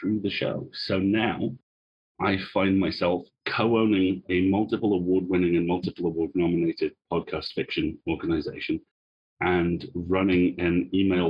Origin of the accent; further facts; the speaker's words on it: Isle of Man; I was born on the Isle of Man, which is a very small rock halfway between England and Ireland.